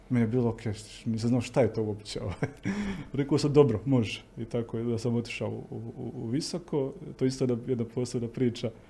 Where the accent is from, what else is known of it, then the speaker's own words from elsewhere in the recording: Herzegovina, Bosnia & Herzegovina; Onda odeš u Bosnu, prvi put osjetiš onaj pravi snijeg, i vidiš kako ti ljudi razmišljaju, da ipak nije to kod nas u Hercegovini